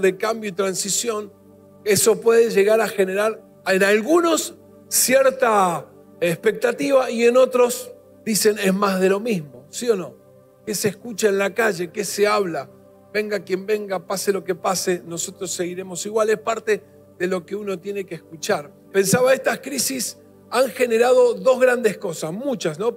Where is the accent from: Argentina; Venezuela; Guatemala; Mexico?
Argentina; como nación, como país, como argentinos que somos